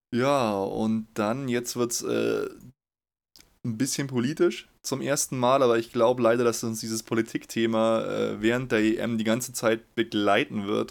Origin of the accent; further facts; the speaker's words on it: Munich, Bavaria, Germany; Ich bin in München geboren.